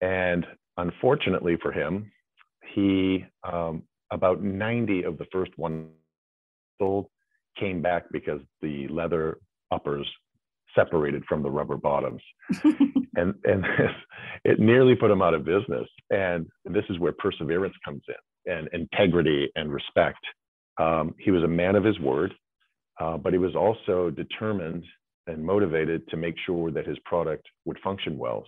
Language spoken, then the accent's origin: English; New Hampshire, United States; I grew up in New Hampshire